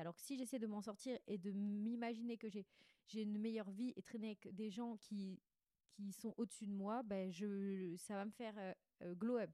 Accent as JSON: {"language": "French", "town": "Bandol", "region": "Provence-Alpes-Côte d'Azur", "country": "France", "tie": "born or raised there", "also_born_or_lived": "Six-Fours-les-Plages", "said": "j'ai grandi à Bandol, Sifour"}